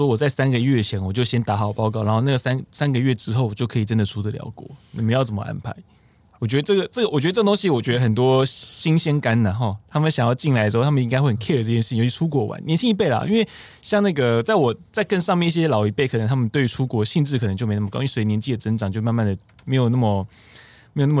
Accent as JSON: {"language": "Chinese", "country": "Taiwan", "said": "对，因为我们台湾人很爱去，"}